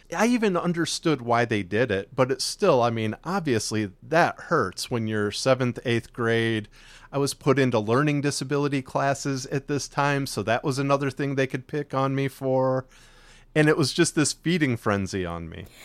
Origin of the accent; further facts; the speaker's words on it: near Chicago, Illinois, United States; now in Texas, United States; we grew up up near Chicago, but we both actually ended up moving to Texas